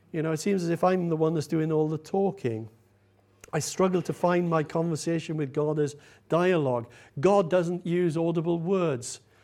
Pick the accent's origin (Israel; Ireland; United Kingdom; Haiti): United Kingdom; We're British, after all, aren't we?